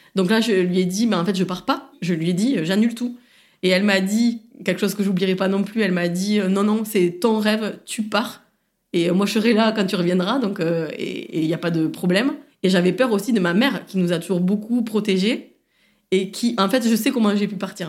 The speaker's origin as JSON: {"language": "French", "town": "Saint-Gaudens", "region": "Occitania", "country": "France", "tie": "born or raised there", "also_born_or_lived": "Toulouse", "moved": "as an adult", "lives_now": "Marseille, France", "said": "Je suis née et je viens de Saint-Gaudens, donc c'est une petite ville"}